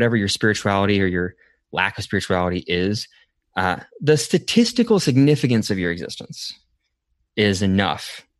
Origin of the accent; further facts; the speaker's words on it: Portland, Oregon, United States; So I love coffee. Uh-huh. I am from Portland.